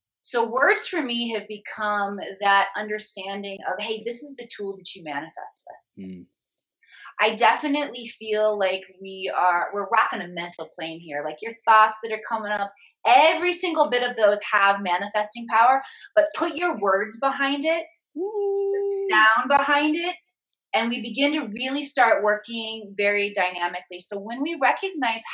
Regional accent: Midwest, United States; moved away; also born or lived in Hollywood; I was a small town girl from the Midwest. I grew up in a town of 3,000 people.

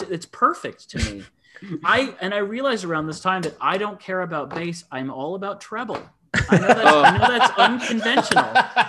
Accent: Ann Arbor, Michigan, United States; my hometown, which of course you guys know I love. I love my hometown, and I always think of Ann Arbor

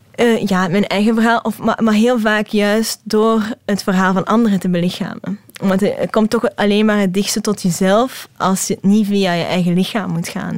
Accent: Hasselt, Flanders, Belgium; accent: Hasselt Limburgish; mijn Hasselse Limburgse accent

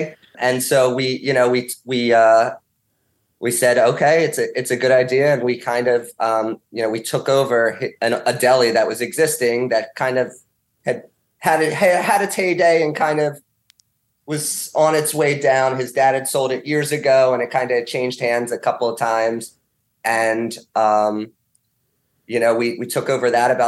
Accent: Montgomery County, Pennsylvania, United States; I grew up kind of in Montgomery County area

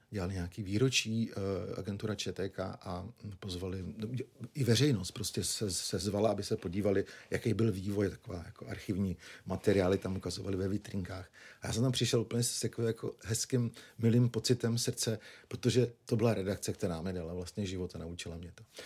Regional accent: Nymburk, Central Bohemian Region, Czechia; also born or lived in Prague; pocházím z Dimburka, což je 50 km od Prahy, okresní město

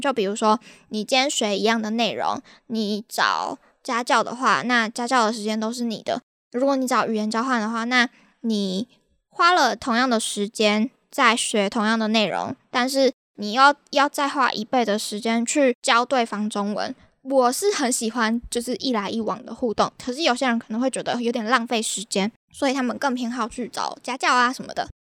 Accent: Taiwan; moved away; 我是台湾人

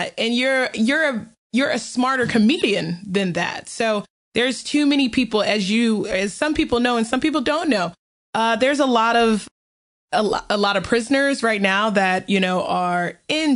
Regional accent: the South, United States; as a Southerner and as a person of color

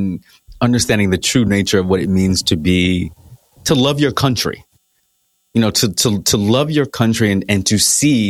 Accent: United States; I'm an American.

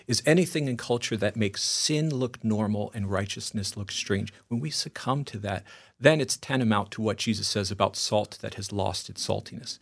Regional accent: Long Island, New York, United States; moved away; also born or lived in Italy (ancestry); coming from Long Island

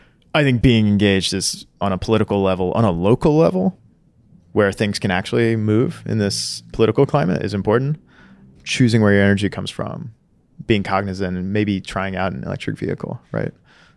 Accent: Kentucky, United States; I grew up in Eastern Kentucky in Appalachia. It's coal country, right?

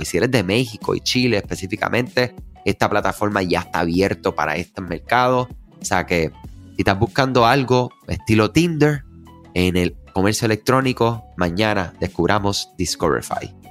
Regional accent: Puerto Rico; los que somos de Puerto Rico

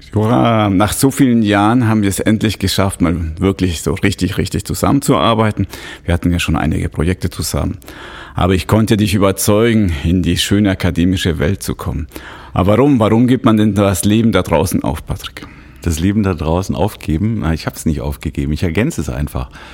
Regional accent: Switzerland; bei uns in der Schweiz

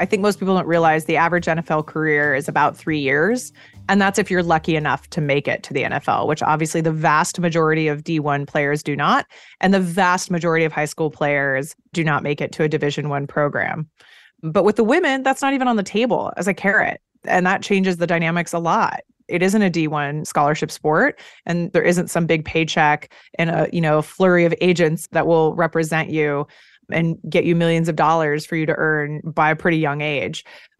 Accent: Eugene, Oregon, United States; I grew up in Eugene, Oregon. Football is part of life.

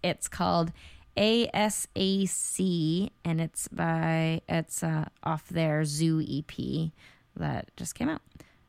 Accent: Midwest, United States; moved away as an adult; now in San Francisco, United States; I've only been here 8 years and I still think I'm from the Midwest.

